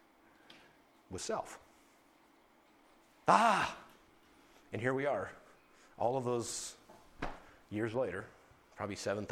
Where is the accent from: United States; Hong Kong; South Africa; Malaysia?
United States; Tuttle, North Dakota; moved away; I was from Tuttle, North Dakota, which is 9 miles from nowhere.